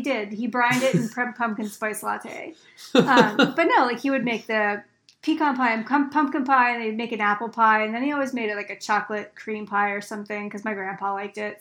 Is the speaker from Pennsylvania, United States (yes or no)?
yes; Pennsylvania, United States; I'm from Pennsylvania